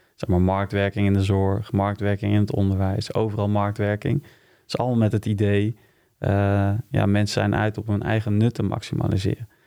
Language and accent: Dutch; Utrecht, Netherlands; also born or lived in Wijk bij Duurstede; In Wijk Beduursteden ben ik geboren. Maar ik heb hier in Utrecht op uh, gezeten. Dus ik zie hem wel meer als een eh, Utrechtse jongen